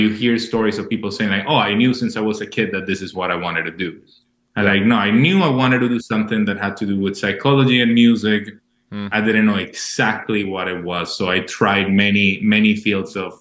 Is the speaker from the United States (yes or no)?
no; Maracay, Aragua, Venezuela; moved away; I was born in Venezuela, in Maracay, which is a small city in the outside, small, but in the outsides of Caracas